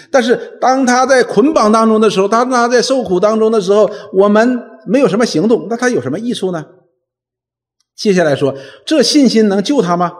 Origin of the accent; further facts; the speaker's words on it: China; 我们中国人